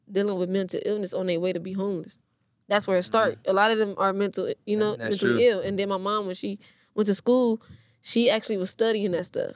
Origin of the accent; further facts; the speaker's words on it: Compton, California, United States; I'm from the Wilmington Orms. Like, I grew up over there.